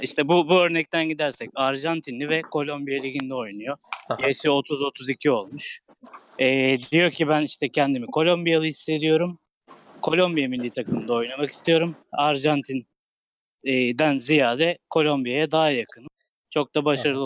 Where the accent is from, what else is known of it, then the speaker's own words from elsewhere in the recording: Istanbul, Turkey; ben Kasımpaşalı olarak